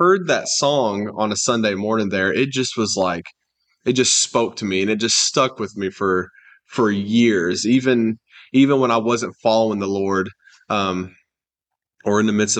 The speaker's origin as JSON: {"language": "English", "town": "Hardin", "region": "Kentucky", "country": "United States", "tie": "born or raised there", "said": "but really my main childhood I think of is when I grew up in Hardin, Kentucky."}